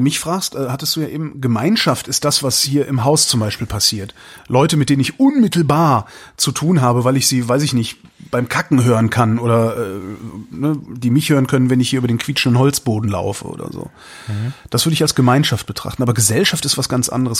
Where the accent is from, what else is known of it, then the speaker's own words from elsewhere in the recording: Cologne, North Rhine-Westphalia, Germany; moved away as an adult; now in Berlin, Germany; geboren in Westdeutschland, in Köln, bin äh, auch da sozialisiert worden